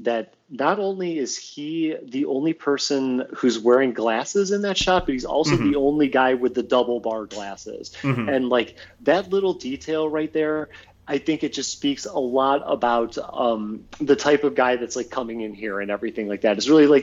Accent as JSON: {"language": "English", "region": "Ohio", "country": "United States", "moved": "yes", "lives_now": "Los Angeles, United States", "said": "I'm from Ohio"}